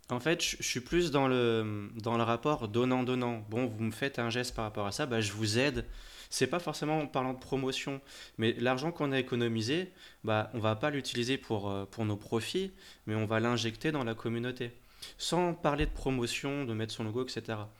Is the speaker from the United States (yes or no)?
no; France; chez nous en France